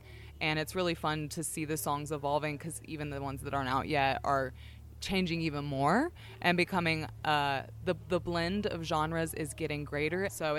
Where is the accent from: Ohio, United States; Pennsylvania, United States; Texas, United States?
Texas, United States; I'm from Texas